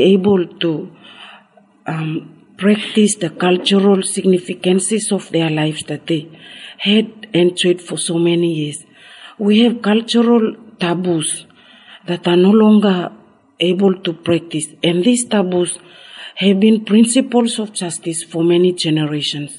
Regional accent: Carteret Islands, Bougainville, Papua New Guinea; I come from Carteret, a small atoll island in Bougainville in Papua New Guinea.

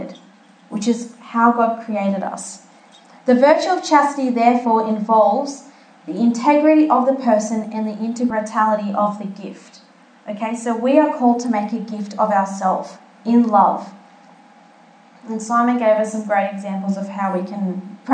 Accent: Malta; I'm from Malta, and I've been to the festa of St. Lawrence, which is where my grandfather's from, that village.

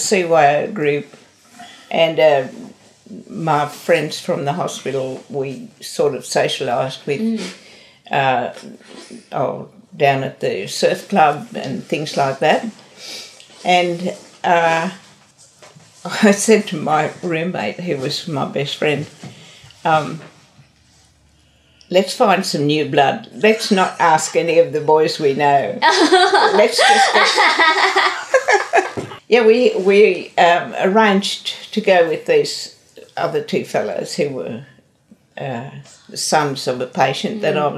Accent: Tamworth, New South Wales, Australia; also born or lived in Sydney; I was born in Tamworth in New South Wales.

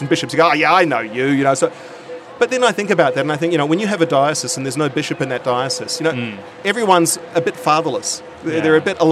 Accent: Auckland, New Zealand; now in Sydney, Australia; My old home school, De La Salle in South Auckland

